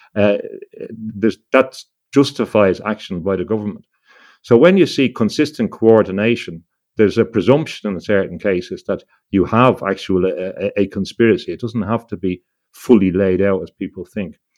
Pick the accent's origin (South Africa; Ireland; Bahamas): Ireland; growing up in Ireland